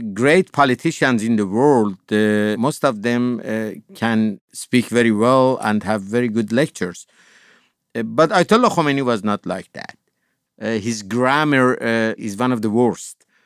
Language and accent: English; Tehran, Tehran Province, Iran; moved away as an adult; also born or lived in Chicago; I was born in Tehran in 1955.